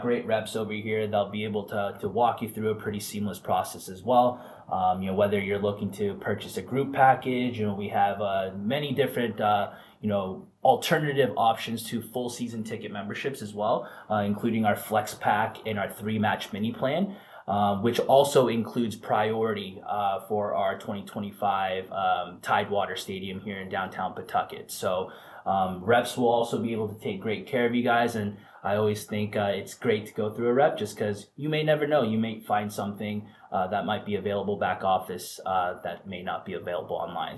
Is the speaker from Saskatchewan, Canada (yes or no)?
no; Vancouver, British Columbia, Canada; also born or lived in Florida / Phoenix; now in Rhode Island, United States; a Canadian kid originally from Vancouver, Canada